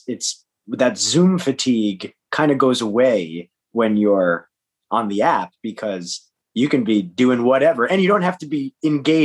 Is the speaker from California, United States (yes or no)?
no; Harrison, New York, United States; moved away as an adult; now in Los Angeles, United States; I'm originally from a town called Harrison in New York, just outside of Manhattan. I grew up in suburbia